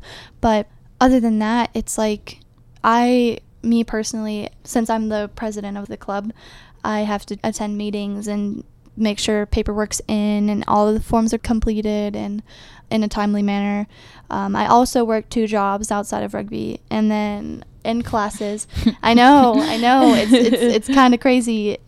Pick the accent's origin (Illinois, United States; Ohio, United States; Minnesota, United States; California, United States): Ohio, United States; Well, so I'm like from Ohio. I have family that is like on the edge, very eastern part of Ohio.